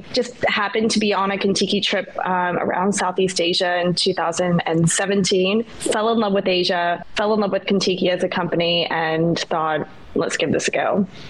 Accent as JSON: {"language": "English", "country": "New Zealand", "also_born_or_lived": "Australia / United States", "moved": "yes", "lives_now": "Bangkok, Thailand", "said": "So I am originally from New Zealand. I've bounced around quite a few countries to call them my home. I've lived in Australia and the United States, and now I live in Bangkok, Thailand."}